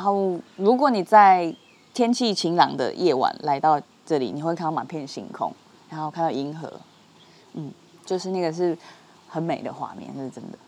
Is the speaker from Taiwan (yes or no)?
yes; Taichung, Taiwan; moved away; 因为我老家在台中嘛